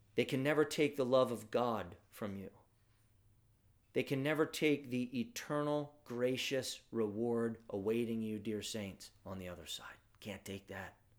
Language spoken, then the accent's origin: English; United States; our affluence as American Christians